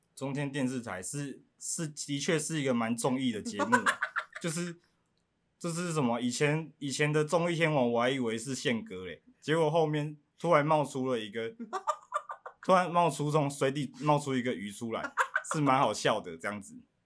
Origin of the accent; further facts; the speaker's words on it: Pingtung County, Taiwan; 我来自屏东